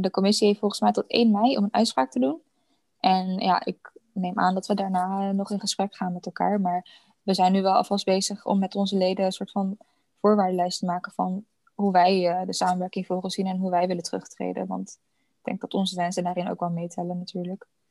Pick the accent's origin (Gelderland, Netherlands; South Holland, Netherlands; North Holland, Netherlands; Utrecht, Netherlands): South Holland, Netherlands; Vlaardingen; in Vlaardingen, waar ik vandaan kom